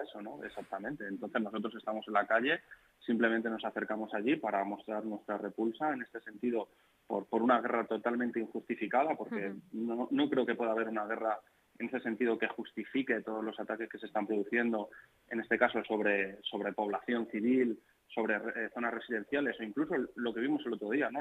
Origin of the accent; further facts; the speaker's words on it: Alcorcón, Community of Madrid, Spain; yo no he nacido en Alcorcón, yo nací en Madrid, pero he vivido toda mi vida en Alcorcón, he ido al colegio en Alcorcón, he pasado mi adolescencia en Alcorcón